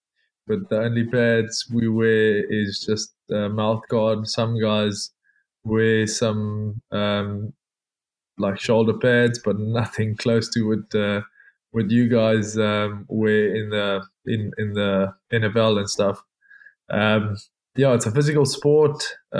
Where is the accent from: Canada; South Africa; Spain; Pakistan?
South Africa; moved away as an adult; now in France; No, so I'm actually from South Africa, and played professional in South Africa for 5 years, and I've been in France for the last just over two years.